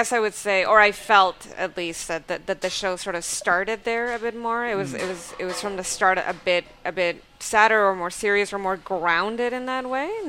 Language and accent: English; Canada; Like when you go, I'm Canadian, they're like, why don't you say a boot?